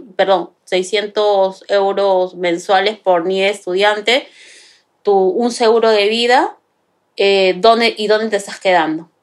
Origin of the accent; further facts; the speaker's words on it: Lima, Peru; moved away as an adult; now in Madrid, Spain; De Perú. Exactamente, viví en Lima